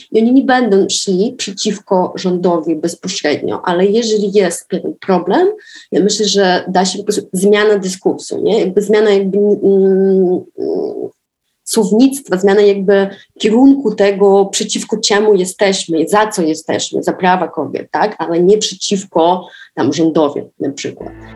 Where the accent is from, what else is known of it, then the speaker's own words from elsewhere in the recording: Dnipro, Dnipropetrovsk Oblast, Ukraine; Polish is a second language; moved away as an adult; now in Warsaw, Poland; w Warszawie, gdzie mieszkam od 11 lat. Pochodzę z Dniepra, z Ukrainy